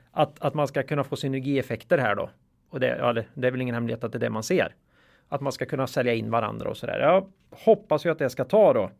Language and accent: Swedish; Östergötland, Sweden; accent: östgötska; östgötskan var ett problem här